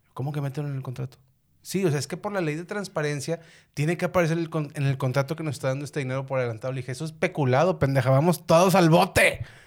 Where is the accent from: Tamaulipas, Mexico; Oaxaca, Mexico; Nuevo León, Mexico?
Nuevo León, Mexico; Unidad Modelo; en la colonia, en la unidad modelo, güey, de donde soy